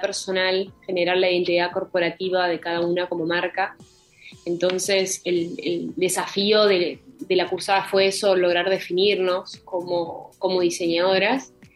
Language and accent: Spanish; Milan, Lombardy, Italy; yo nací en Milán